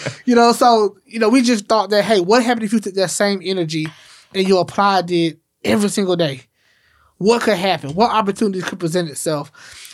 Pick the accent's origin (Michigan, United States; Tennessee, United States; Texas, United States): Tennessee, United States; Memphis; growing up in Memphis